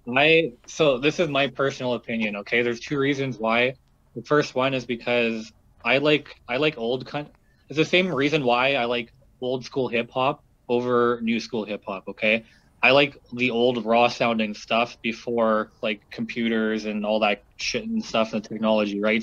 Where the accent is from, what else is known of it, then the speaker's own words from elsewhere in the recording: Sudbury, Ontario, Canada; now in Toronto, Canada; in my hometown, um, it kind of just like blew up to be a cool Sudbury rapper and then everybody all of a sudden was a fucking rapper in that town